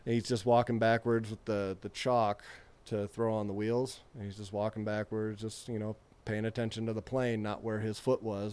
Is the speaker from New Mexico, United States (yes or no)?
no; Utah, United States; I'm from Utah, so it made me think of home